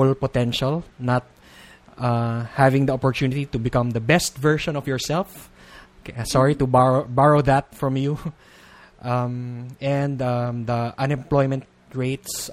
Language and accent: English; Philippines; being a Filipino